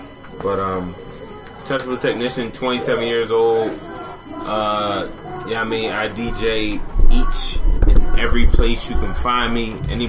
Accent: Darby, Pennsylvania, United States; I'm not from voice. Philly. I'm from Darby, 708 Chestnut Street.

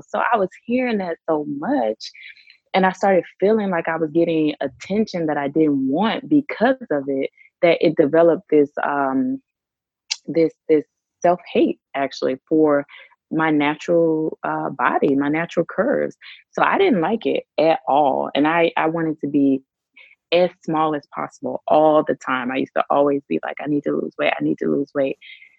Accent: Mississippi, United States; moved away as an adult; also born or lived in Washington, D.C.; now in Hanoi, Vietnam; I grew up in Mississippi

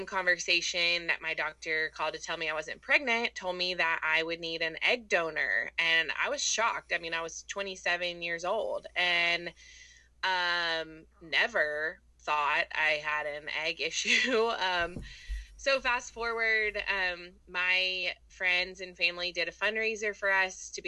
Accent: Houston, Texas, United States; moved away as an adult; now in Auburn, United States; I'm not from here originally. I'm from Houston, Texas

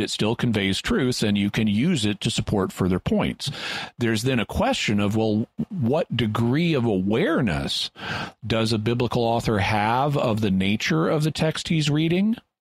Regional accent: United States; I'm an American

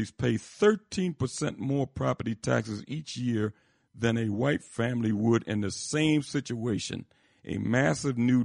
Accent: Philadelphia, Pennsylvania, United States; my old area where I grew up in Philadelphia

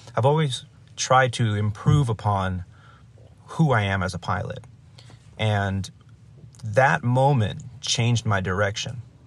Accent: Los Angeles, California, United States; also born or lived in Chicago; I was very excited to be based in my hometown

